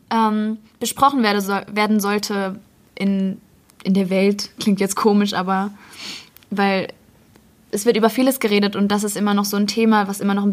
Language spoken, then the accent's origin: German; Bochum, North Rhine-Westphalia, Germany; ich bin 15 Jahre alt und ich komme aus Bochum.